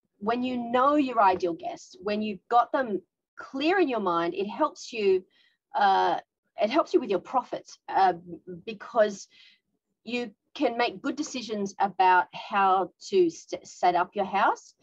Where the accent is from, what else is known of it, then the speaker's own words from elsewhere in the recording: Australia; now in Tokyo, Japan; I'm an Australian woman living in Japan